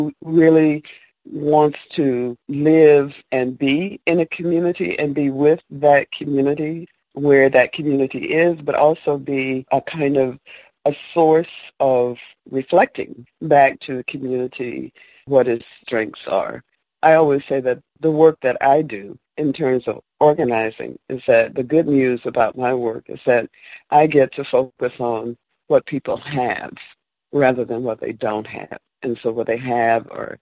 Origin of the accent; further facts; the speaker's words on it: Odessa, Georgia, United States; also born or lived in Augusta, Georgia; I grew up in Odessa, Georgia